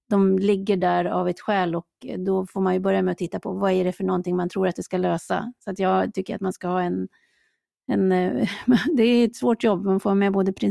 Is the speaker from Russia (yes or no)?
no; Gävleborg County, Sweden; Jag är ju från Hälsingland, det är ju vårt landskapsdjur.